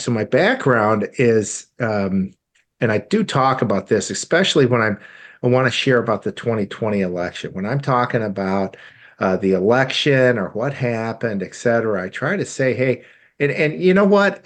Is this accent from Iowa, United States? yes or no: yes; Iowa, United States; moved away; also born or lived in St. Louis, Missouri / Hong Kong; I grew up in Iowa of all states